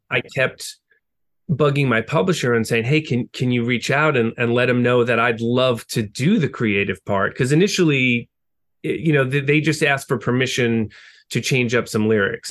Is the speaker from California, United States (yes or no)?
no; Long Island, New York, United States; growing up on Long Island